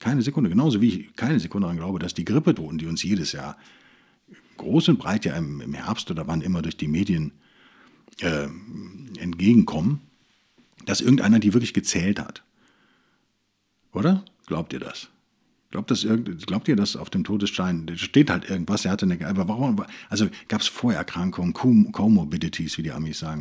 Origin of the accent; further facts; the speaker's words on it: Germany; wenn man aus Deutschland kommt